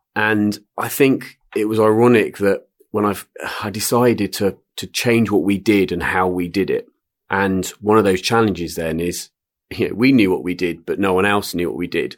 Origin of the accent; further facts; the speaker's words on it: Swindon, South West England, United Kingdom; I'm, uh, born and bred in Swindon, Wiltshire